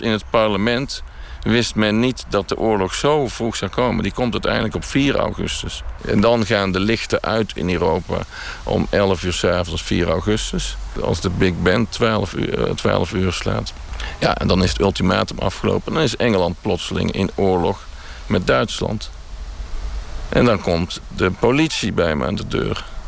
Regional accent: Netherlands; also born or lived in 's-Hertogenbosch / Tilburg; ben ik Nederlander vanwege de Eerste Wereldoorlog

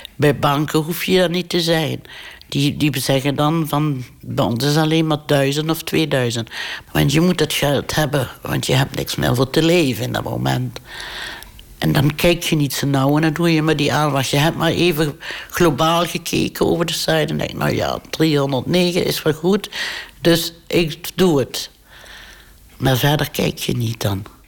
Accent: Limburg, Netherlands; moved away as an adult; also born or lived in Houten; terug kon naar Limburg, waar ik vandaan kom

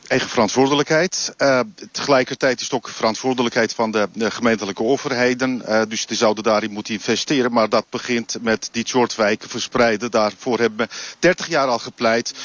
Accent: Istanbul, Turkey; Dutch is a second language; now in Netherlands; ik kom uit Istanbul

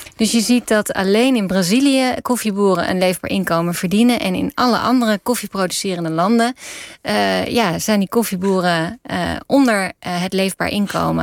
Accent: Netherlands; als Nederlanders

